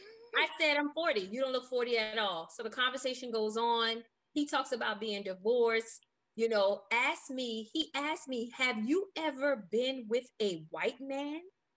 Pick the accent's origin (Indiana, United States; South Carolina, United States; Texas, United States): South Carolina, United States; Charleston; now in Atlanta, United States; I'm from Charleston, South Carolina. I live in Atlanta, though.